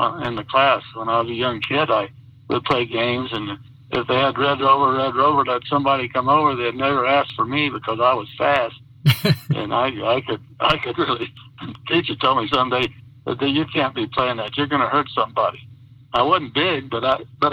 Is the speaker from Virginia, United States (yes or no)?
no; Silver City, New Mexico, United States; also born or lived in Roswell, New Mexico; I was born in Roswell, but we moved to Roswell, to Silver City when I was 8